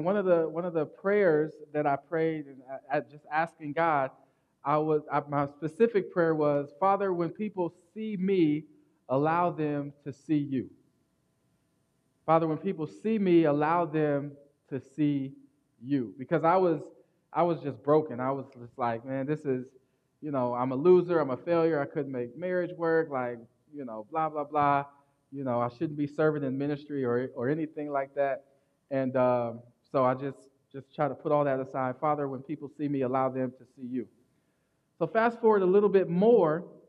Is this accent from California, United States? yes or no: no; Akron, Ohio, United States; born there; I was born in Akron, Ohio. That's why I'm an Ohio State fan.